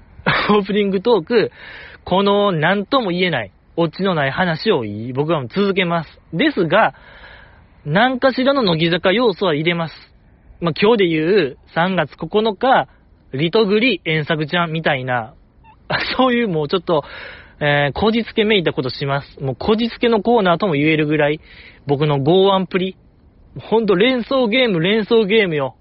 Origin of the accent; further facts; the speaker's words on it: Osaka, Japan; 大阪生まれ、大阪育ちの人間が東北かぶれになる